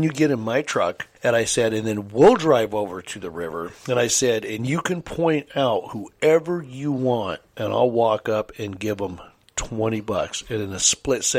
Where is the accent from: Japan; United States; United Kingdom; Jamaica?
United States; Kelso, Washington; growing up in South Kelso